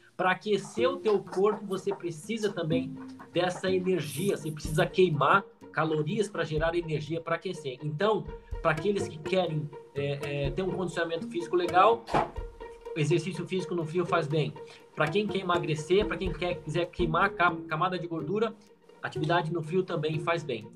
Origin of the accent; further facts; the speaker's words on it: Bagé, Rio Grande do Sul, Brazil; moved away; Eu nasci lá em Bagé, uma cidade bem fria, lá do Rio Grande do Sul